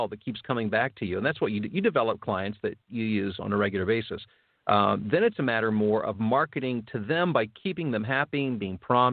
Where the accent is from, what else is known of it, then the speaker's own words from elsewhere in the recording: Ohio, United States; now in Chicago area, United States; I'm from Ohio. My dad was from West Virginia. I mean, I've got, those are my roots